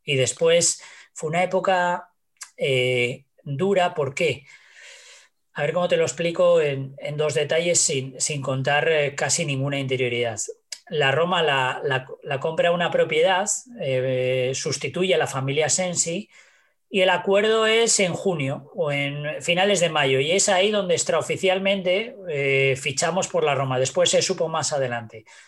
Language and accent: Spanish; Asturias, Spain; creo que solo tenemos los asturianos, ¿eh? O sea, entre nosotros aquí en Asturias nos, pegamos a, palos.